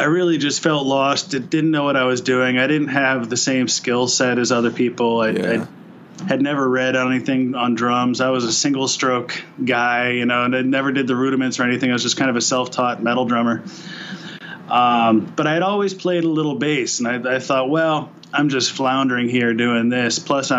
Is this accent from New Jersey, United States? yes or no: yes; New Jersey, United States; also born or lived in Boston / San Francisco Bay Area; now in Portland, United States; I'm originally from New Jersey